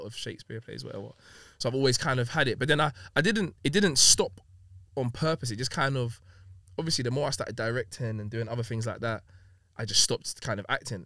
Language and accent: English; London, United Kingdom; also born or lived in Long Beach, California; My step family that I kind of had growing up in Hackney, then living in Long Beach, for a year